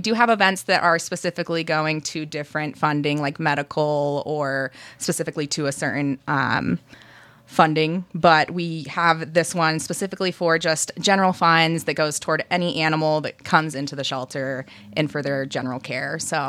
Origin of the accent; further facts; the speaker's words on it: Michigan, United States; moved away; I'm from Michigan.